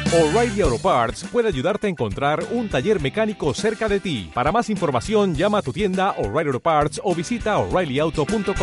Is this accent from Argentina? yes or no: yes; Concordia, Entre Ríos, Argentina; Soy de Concordia, Entre Ríos